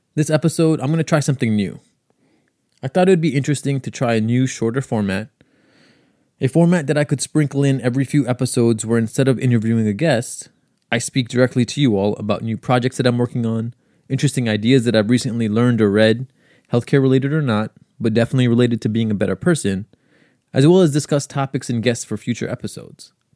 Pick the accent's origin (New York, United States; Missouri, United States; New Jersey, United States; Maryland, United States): New York, United States; New York City; also born or lived in Long Island, New York; I grew up in Queens, so it's been nice to be close to home